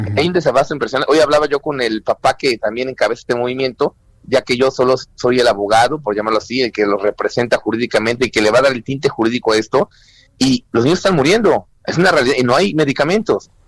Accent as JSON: {"language": "Spanish", "country": "Mexico", "said": "como mexicanos responsables"}